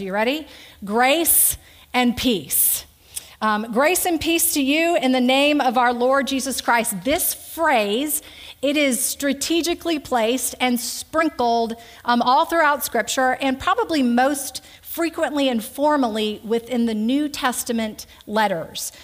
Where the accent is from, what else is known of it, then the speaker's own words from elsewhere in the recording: Conroe, Texas, United States; now in Mechanicsville, United States; I grew up in Conroe, Texas, uh, 38 miles north of Houston, mom, dad, and an older brother